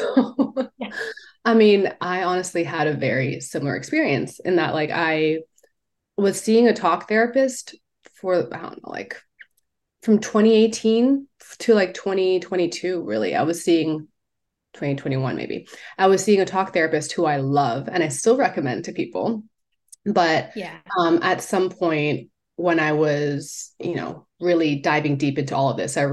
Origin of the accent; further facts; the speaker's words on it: Hong Kong; moved away as an adult; also born or lived in United States; now in Vancouver, Canada; I was born in Hong Kong and raised there, but spent a lot of time in the US